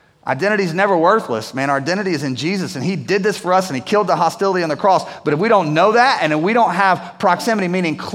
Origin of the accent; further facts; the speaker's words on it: United States; I'm an American